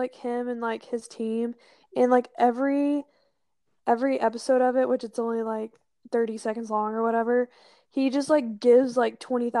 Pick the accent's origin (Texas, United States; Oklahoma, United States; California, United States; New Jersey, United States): Oklahoma, United States; I'm from Oklahoma, so it's, like, I'm used to, like, flat land and red dirt.